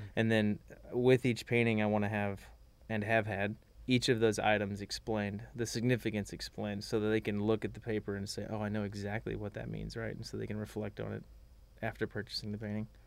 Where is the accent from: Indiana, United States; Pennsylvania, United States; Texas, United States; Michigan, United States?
Texas, United States; Magnolia; I'm from Magnolia, Texas